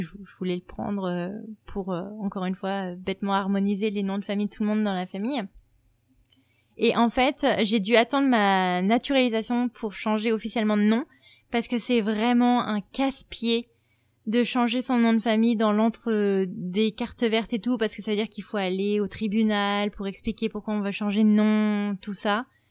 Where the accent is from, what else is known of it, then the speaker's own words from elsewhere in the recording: France; also born or lived in New York; now in United States; je, viens de France